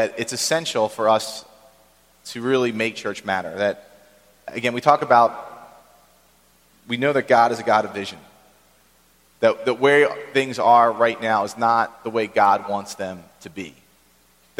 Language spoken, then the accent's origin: English; Philadelphia, Pennsylvania, United States; also born or lived in Maryland; I grew up in Philadelphia